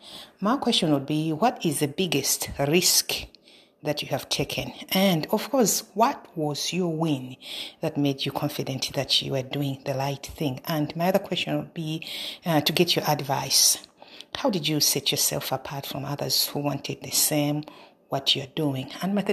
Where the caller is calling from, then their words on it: Canada; I'm speaking from Canada.